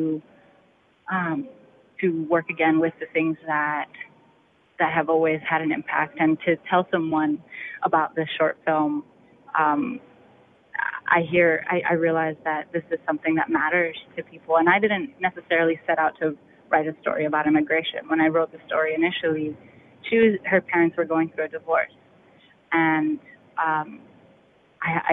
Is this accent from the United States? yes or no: yes; New York City, New York, United States; moved away as an adult; now in Washington, D.C., United States; the neighborhoods that I grew up in the Bronx